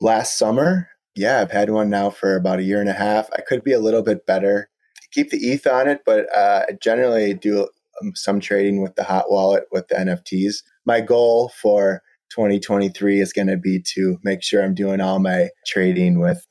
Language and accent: English; Buffalo, New York, United States; moved away; I grew up in Buffalo, New York.